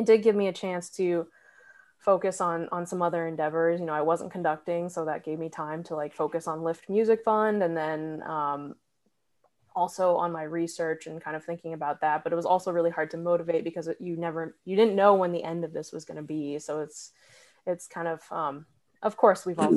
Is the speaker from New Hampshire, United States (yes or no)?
yes; New Hampshire, United States; moved away as an adult; also born or lived in Massachusetts; now in Athens, Georgia, United States; I grew up uh, in New Hampshire